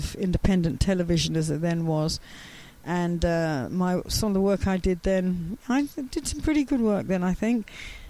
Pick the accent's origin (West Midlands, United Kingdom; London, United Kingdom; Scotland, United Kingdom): London, United Kingdom; I was from West London.